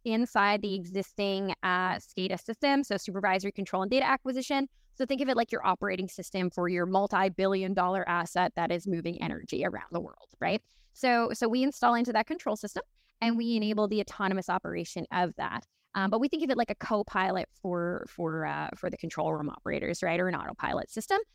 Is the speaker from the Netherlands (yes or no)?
no; Newfoundland and Labrador, Canada; I'm originally from Newfoundland, Canada, so absolute middle of nowhere